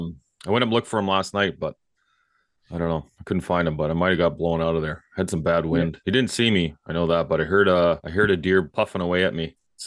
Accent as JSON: {"language": "English", "region": "British Columbia", "country": "Canada", "said": "we're both British from British Columbia."}